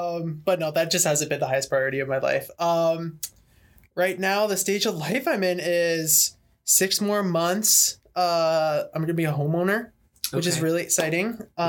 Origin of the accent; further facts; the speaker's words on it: Canada; now in United States; I'm Canadian as well.